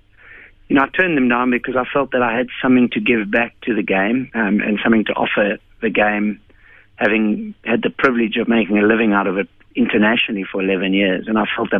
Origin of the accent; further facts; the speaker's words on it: South Africa; as a South African